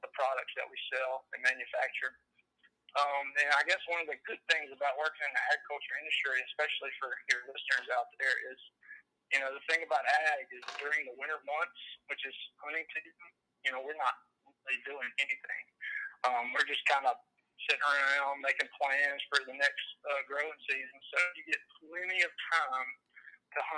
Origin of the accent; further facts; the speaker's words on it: Monroe, Louisiana, United States; I'm from Monroe, Louisiana, which is basically home to nothing but churches and rednecks